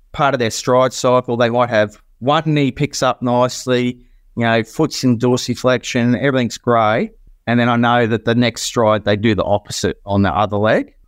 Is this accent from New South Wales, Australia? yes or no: no; Queensland, Australia; also born or lived in Port Adelaide; born and bred in Queensland